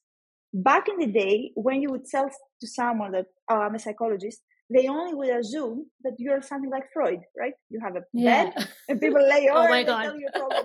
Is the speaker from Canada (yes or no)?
no; Greece; also born or lived in Athens; in Greece, we have these exams in order to join the university